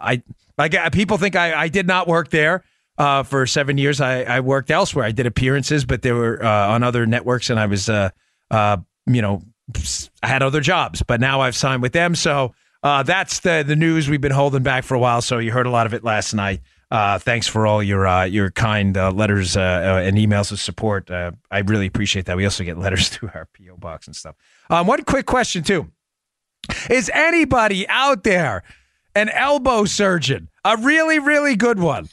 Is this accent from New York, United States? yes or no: yes; New York, United States; moved away; in New York, my, my home state where I, where I was born and raised